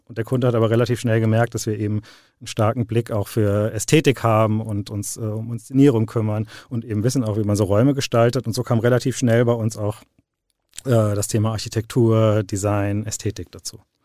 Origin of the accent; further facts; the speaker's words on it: Dreieich, Hesse, Germany; also born or lived in Frankfurt; Ich bin, äh, bin in Frankfurt geboren, äh, bin aber in Dreieich aufgewachsen